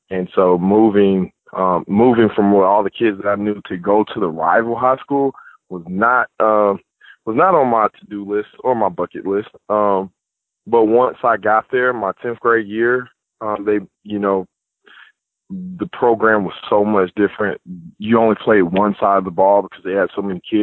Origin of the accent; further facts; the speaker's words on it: Austell, Georgia, United States; I'm from Georgia originally, born at Austell